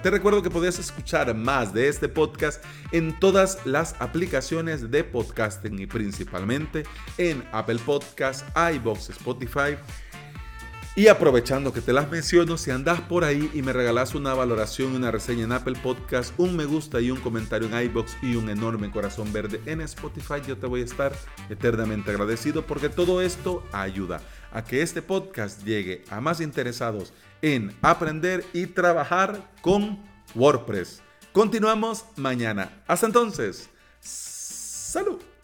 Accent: El Salvador; aquí en mi país

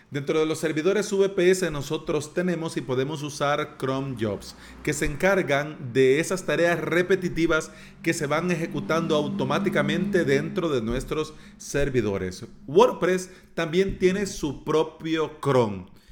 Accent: El Salvador; mismo país, de la tierra de las pupusas y del atol

